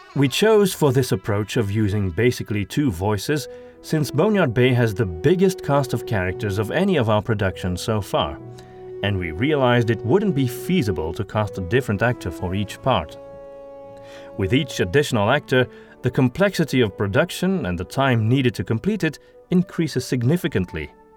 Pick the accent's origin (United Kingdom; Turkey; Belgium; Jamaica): Belgium; Antwerp, Flanders; accent: Antwerp Flemish; English is a second language; my native accent. However, I'm from Antwerp